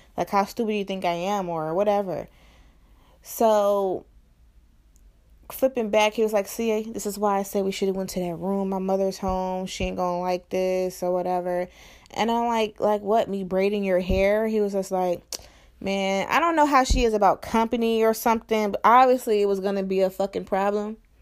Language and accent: English; East Cleveland, Ohio, United States; I'm from East Cleveland in Ohio, and East Cleveland is pretty bad, you know? So I'm from the hood too